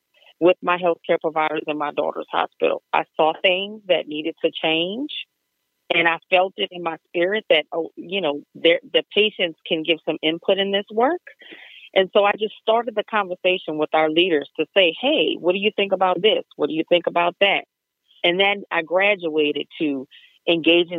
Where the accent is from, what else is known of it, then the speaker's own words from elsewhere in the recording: Deep South, United States; I'm from the Deep South.